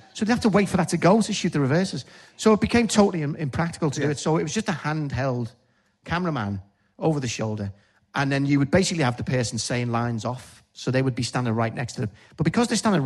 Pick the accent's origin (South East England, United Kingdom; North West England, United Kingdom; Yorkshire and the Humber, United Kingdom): North West England, United Kingdom; Liverpool; accent: Scouse